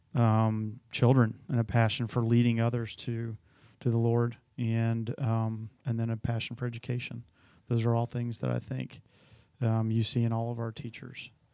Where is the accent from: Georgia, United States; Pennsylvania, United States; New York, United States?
Georgia, United States; Atlanta; moved away; originally I grew up in Atlanta, Georgia